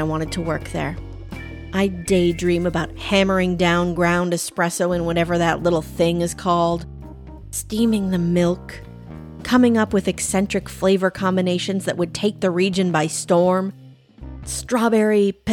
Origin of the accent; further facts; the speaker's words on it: Thief River Falls, Minnesota, United States; moved away; Growing up, I remember there being one drive-through coffee shop in my hometown, roughly the size of a thumb